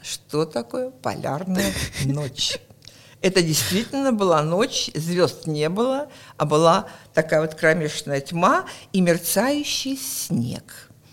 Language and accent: Russian; Murmansk, Murmansk Oblast, Russia; also born or lived in Krasnodar; я родилась в Краснодаре, но к осени мы уже приехали сюда. Поэтому я прожила всю свою жизнь